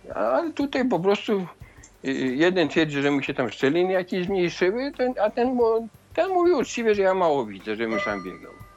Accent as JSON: {"language": "Polish", "area": "Zamość region", "region": "Lublin Voivodeship", "country": "Poland", "tie": "born or raised there", "moved": "yes", "said": "te dzieci zamojszczyzny to taka wyjątkowa dla mnie sytuacja, bo to moje rodzinne strony."}